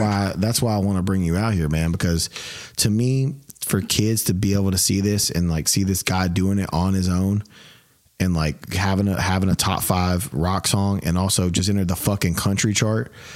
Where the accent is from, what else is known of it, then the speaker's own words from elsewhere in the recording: Memphis, Tennessee, United States; we're both from Memphis.